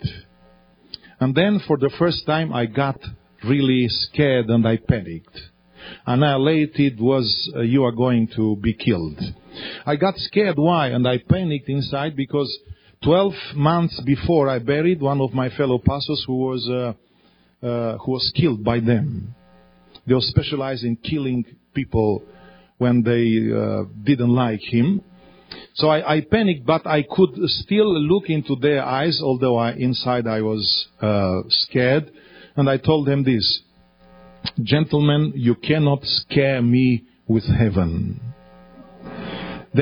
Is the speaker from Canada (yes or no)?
no; Romania; also born or lived in Australia